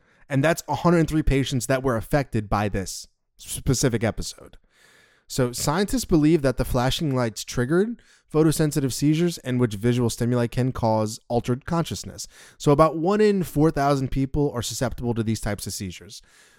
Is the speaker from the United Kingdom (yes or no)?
no; the South, United States; accent: southern; Sorry, that's my southern accent.